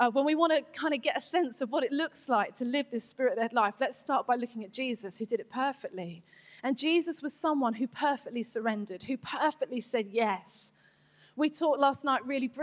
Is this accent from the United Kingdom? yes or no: yes; England, United Kingdom; I'm English